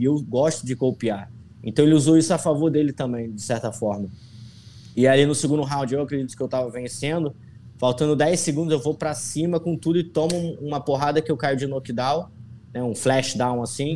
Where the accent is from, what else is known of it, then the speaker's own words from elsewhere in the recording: interior of Rio de Janeiro state, Brazil; moved away as an adult; now in Florida, United States; Eu venho do, de uma cidade do interior do Rio, que é sol o tempo todo, praia